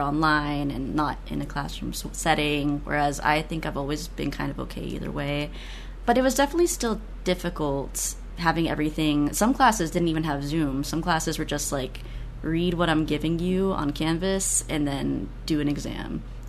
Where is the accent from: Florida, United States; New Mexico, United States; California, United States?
Florida, United States; Sarasota; a bookstore in Sarasota, which is my hometown